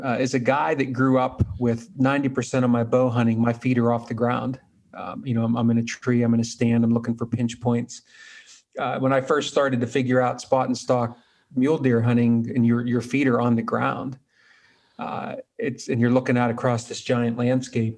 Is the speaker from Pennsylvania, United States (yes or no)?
yes; Pennsylvania, United States; My home state's Pennsylvania